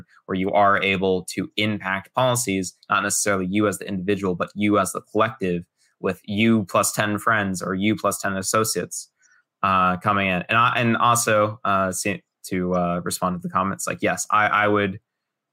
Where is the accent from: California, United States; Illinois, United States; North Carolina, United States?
California, United States; Los Angeles; moved away as an adult; now in Florida, United States; I'm originally from Los Angeles. I grew up born through 18 all within the California borders